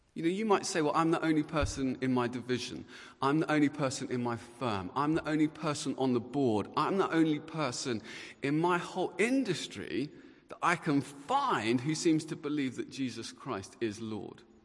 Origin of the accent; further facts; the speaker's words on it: Luton, East of England, United Kingdom; I was uh, born and bred in Luton